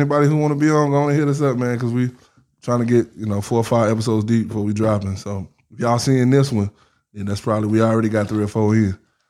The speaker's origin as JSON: {"language": "English", "town": "Atlanta", "region": "Georgia", "country": "United States", "lives_now": "Florence", "said": "Because I came from Atlanta, man. We so loud."}